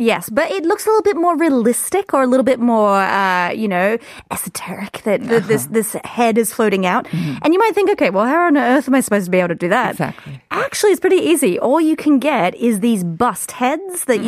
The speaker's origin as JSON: {"language": "English", "country": "Australia", "moved": "yes", "lives_now": "Seoul, South Korea", "said": "I'm Australian"}